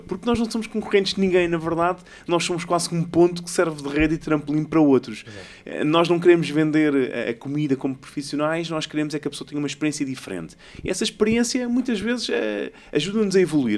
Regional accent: Ericeira, Lisbon, Portugal; Eu sou, eu sou de Ericeira, praticamente, eu vivi lá a minha vida quase toda

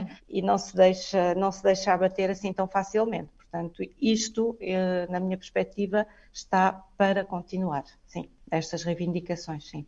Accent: Coimbra, Centro, Portugal; moved away as an adult; now in Paris, France; fui de Portugal, uh, ou vim de Portugal de uma cidade relativamente pequena, não é? Uhum. Coimbra é uma cidade

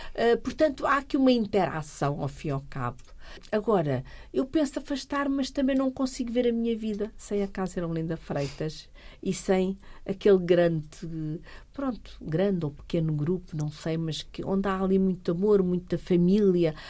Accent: Fernando Pó, Setúbal, Portugal; E eu sou uma rural, uma pura rural. Eu nasci, nem para, nem para a maternidade fui. Portanto, eu nasci mesmo em Fernando Pó

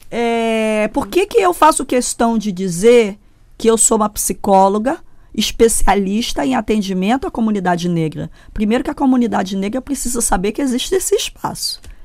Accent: Brazil; eu, no Brasil, tá? Eu não sou americana, não fui hum. formada nos Estados Unidos

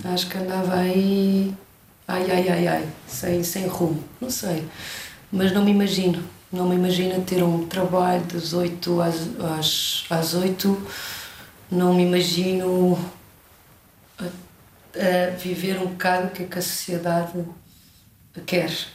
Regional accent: Portugal; adoro voltar à minha terra

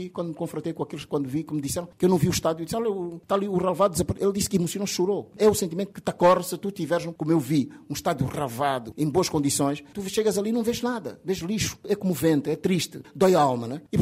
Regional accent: Benguela, Angola; moved away; also born or lived in Huambo; Eu sou de Bengala, como tu disseste.

